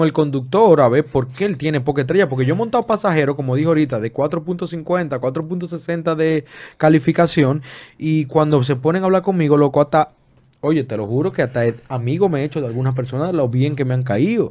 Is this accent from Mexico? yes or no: no; Dominican Republic; aquí en este país, en mi país, que amo y adoro